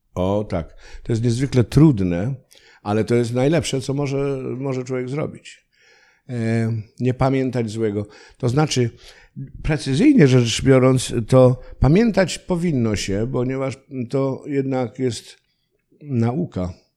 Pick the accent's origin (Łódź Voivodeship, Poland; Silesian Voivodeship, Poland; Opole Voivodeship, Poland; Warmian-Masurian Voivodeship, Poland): Silesian Voivodeship, Poland; accent: Silesian (gwara); Ja też w moich stronach y, byłem chowany w takim duchu obowiązkowości